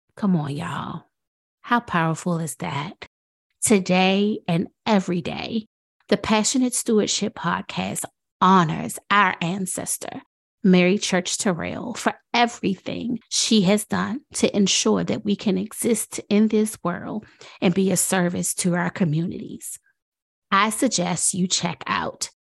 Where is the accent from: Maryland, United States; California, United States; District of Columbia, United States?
District of Columbia, United States; Washington; I am from Washington, D C